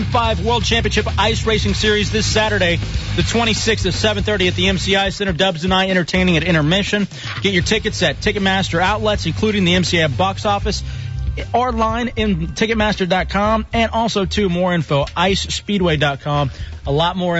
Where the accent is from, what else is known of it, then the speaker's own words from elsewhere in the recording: Dallas, Texas, United States; moved away; I grew up in Dallas, Texas